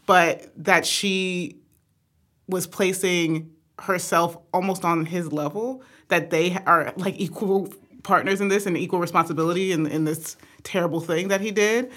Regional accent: Atlanta, Georgia, United States; we're originally from Atlanta, Georgia

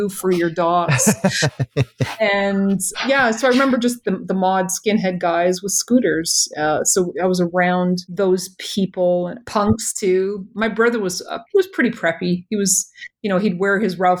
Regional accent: Toronto, Ontario, Canada; being born here

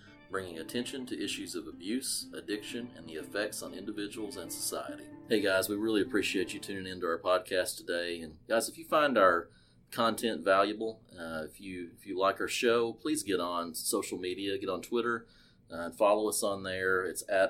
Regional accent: Arkansas, United States; coming at you today from my home state and what I'm going to call God's country here in Arkansas

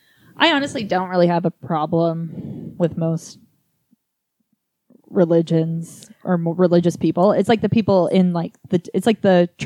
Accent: Utah, United States; I'm from Utah and we don't like to say a lot of words.

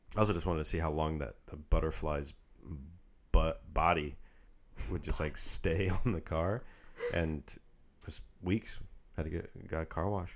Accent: Redmond, Washington, United States; moved away; where I grew up in Redmond, Washington

